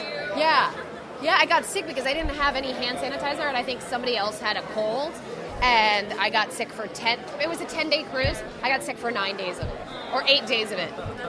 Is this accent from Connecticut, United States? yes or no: yes; Connecticut, United States; I'm from Connecticut.